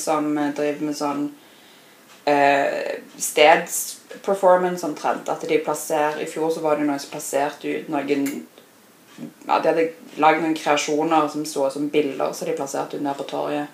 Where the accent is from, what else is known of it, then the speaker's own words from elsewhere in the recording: Oslo, Norway; now in Stavanger, Norway; jeg er oppvokst i Oslo